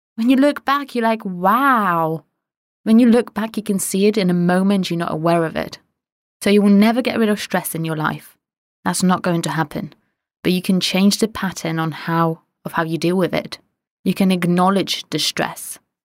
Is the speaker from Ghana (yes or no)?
no; Poland; moved away; I'm Polish.